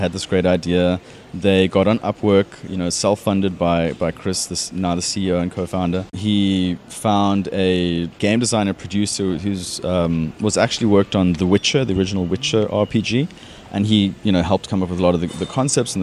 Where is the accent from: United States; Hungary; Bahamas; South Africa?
South Africa; moved away as an adult; also born or lived in United Kingdom; now in Australia; as you can hear, I'm not Australian. I originally from South Africa.